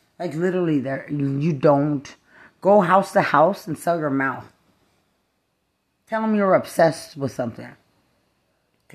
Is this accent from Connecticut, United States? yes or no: no; Lubbock, Texas, United States; I'm from Lubbock, Texas.